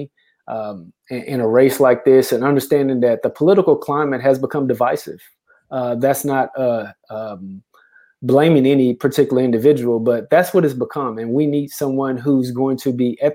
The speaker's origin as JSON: {"language": "English", "town": "Houston", "region": "Texas", "country": "United States", "moved": "yes", "lives_now": "Beaumont, United States", "said": "I'm originally from Houston."}